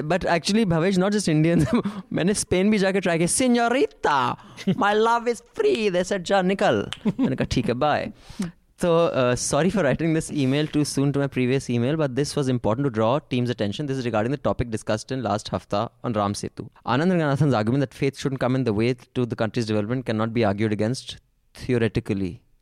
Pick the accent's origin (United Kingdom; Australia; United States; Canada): Australia; Queensland; I am from Queensland, Australia, where there is a Great Barrier Reef.